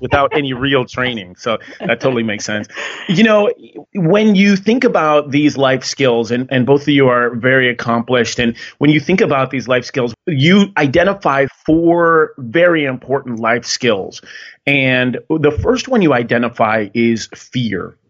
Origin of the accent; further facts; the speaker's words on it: Connecticut, United States; I grew up in Connecticut